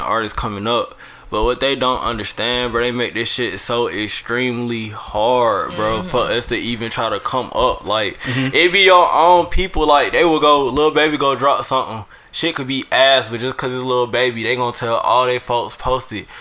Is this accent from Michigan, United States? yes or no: no; Atlanta, Georgia, United States; also born or lived in Chicago, Illinois; I was born in Chicago, Illinois. Moved to the South Side. So all I know is the South Side of Atlanta